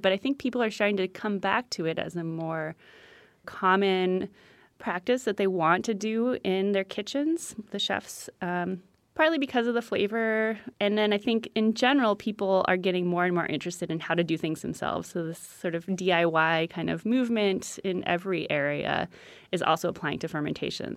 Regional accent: San Francisco, California, United States; I'm from San Francisco

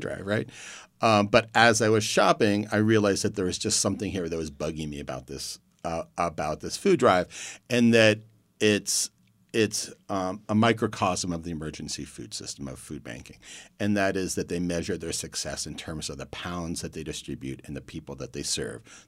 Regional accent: Youngstown, Ohio, United States; I grew up in Youngstown, Ohio

